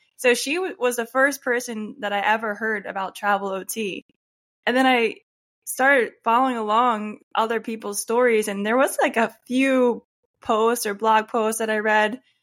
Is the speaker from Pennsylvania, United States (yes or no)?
yes; Warminster, Pennsylvania, United States; moved away as an adult; So I grew up in Pennsylvania, a town called Warminster. It's in Bucks County.